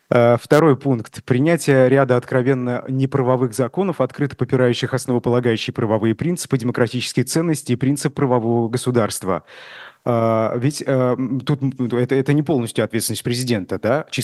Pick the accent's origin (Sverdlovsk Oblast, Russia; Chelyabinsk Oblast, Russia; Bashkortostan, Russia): Bashkortostan, Russia; Э, я помню, я из Башкортостана, помню в Уфе